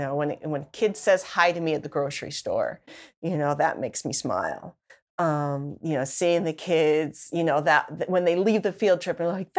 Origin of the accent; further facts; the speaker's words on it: Salt Lake City, Utah, United States; also born or lived in California / Grand County, Utah; I grew up in Salt Lake City